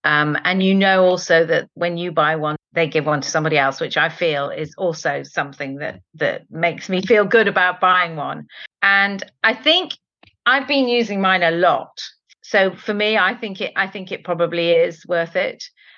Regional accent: Spain; born there; Fabada, which is something that I have loved since I was born in Spain.

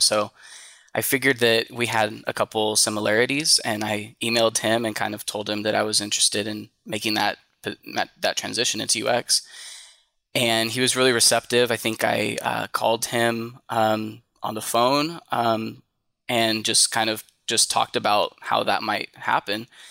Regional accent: Tracy, California, United States; I'm from Tracy, California, which is, um, about an hour, hour and a half, um, east of the Bay Area.

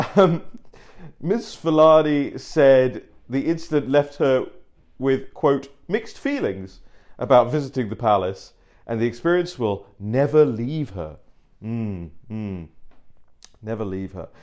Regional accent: London, United Kingdom; moved away as an adult; now in United States; I grew up in Uxbridge. I grew up in London

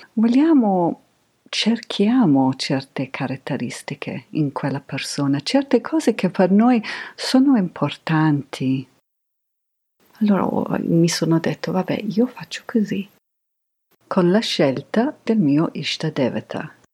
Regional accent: England, United Kingdom; io sono cresciuta in Inghilterra negli anni Ottanta

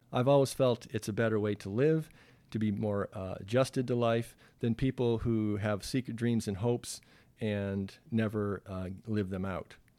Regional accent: Toronto, Ontario, Canada; moved away as an adult; raised in a suburb here in Toronto, and I consider Toronto my hometown.

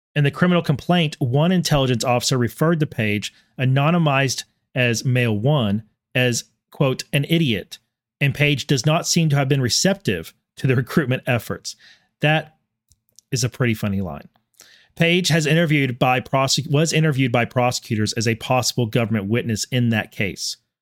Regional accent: Texas, United States; I am also a Texan by birth and always will refer to myself as Texan first

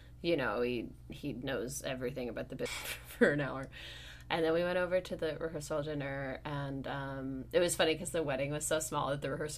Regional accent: Sonoma, California, United States; moved away; my hometown of Sonoma, California.

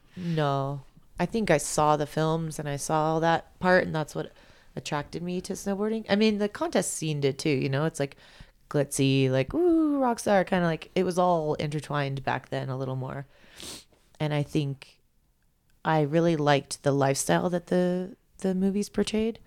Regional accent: Big Bear, California, United States; I'm from Big Bear. It's like the mountains aren't that big

